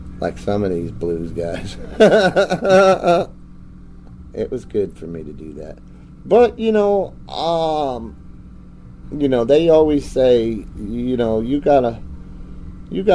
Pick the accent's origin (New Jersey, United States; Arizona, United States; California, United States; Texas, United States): New Jersey, United States; moved away; also born or lived in Chicago; Yeah, I grew up in New Jersey